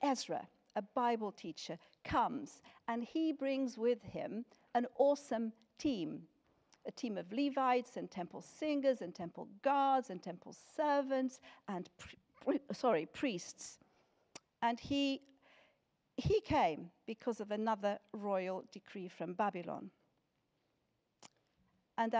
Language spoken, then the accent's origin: English; Lisbon, Portugal; moved away as an adult; now in United Kingdom; I was born in Lisbon in Portugal, and that is where I grew up until I came to this country when I was 18.